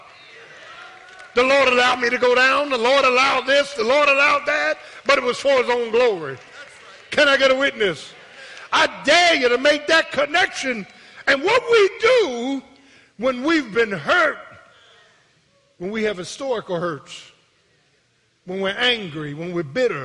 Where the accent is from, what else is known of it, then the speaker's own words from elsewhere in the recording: Philadelphia, Pennsylvania, United States; I was born in Pennsylvania Hospital on the 8th floor